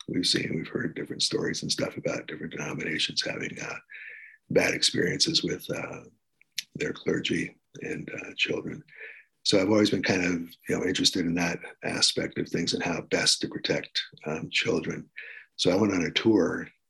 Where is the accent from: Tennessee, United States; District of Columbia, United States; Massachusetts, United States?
District of Columbia, United States; Washington; born there; I was born in Washington, D.C., so I felt pretty comfortable there.